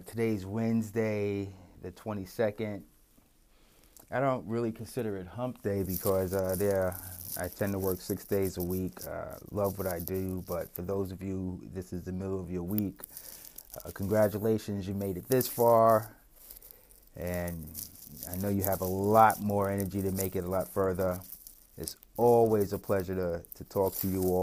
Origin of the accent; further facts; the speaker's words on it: New York, United States; I'm from New York